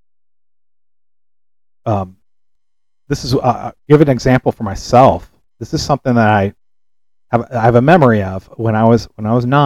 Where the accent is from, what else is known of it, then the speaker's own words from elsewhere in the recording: California, United States; I'm from California